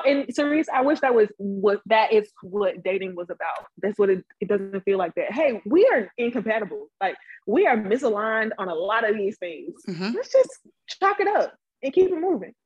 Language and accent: English; Birmingham, Alabama, United States; I'm from Birmingham